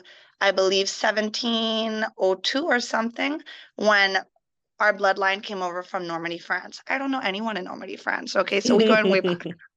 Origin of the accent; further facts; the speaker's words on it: U.S. Virgin Islands; No, so actually it is the Virgin Islands. This is my home.